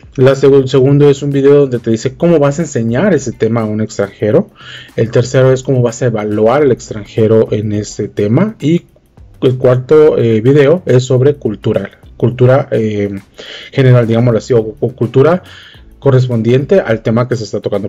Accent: Guatemala; yo soy de Guatemala

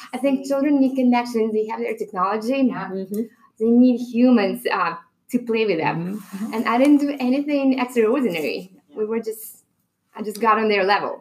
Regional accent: Belarus; English is a second language; moved away; I'm from Belarus

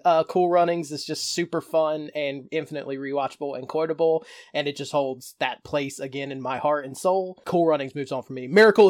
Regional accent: North Carolina, United States; And considering I'm from North Carolina.

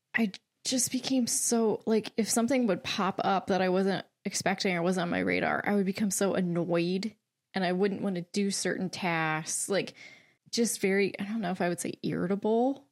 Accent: Lancaster, Pennsylvania, United States; I'm from Lancaster, so I have not moved

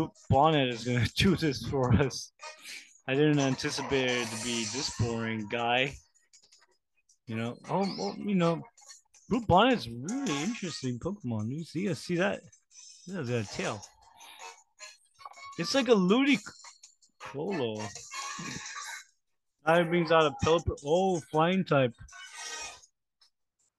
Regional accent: United States; I'm American

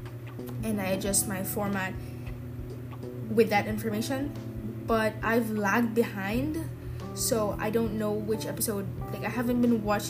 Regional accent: Philippines; I'm from the Philippines

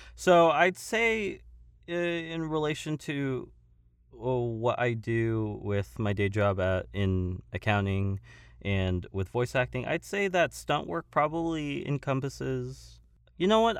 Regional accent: Simi Valley, California, United States; also born or lived in Woodland Hills, California; I actually was born in, uh, Woodland Hills, California, and I had lived in my hometown of Simi Valley

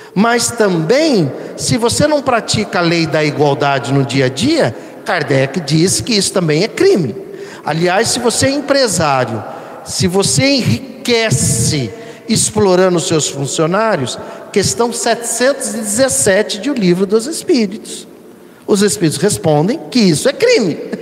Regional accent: São Paulo, Brazil; aqui do, do, do nosso estado, São Paulo.

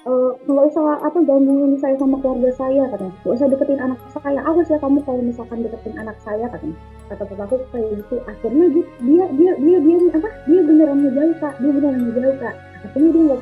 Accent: Sleman, Special Region of Yogyakarta, Indonesia; born there; terus aku lahir, bener-bener aku lahir di Sleman di Jogja, terus masih bayi gitu.

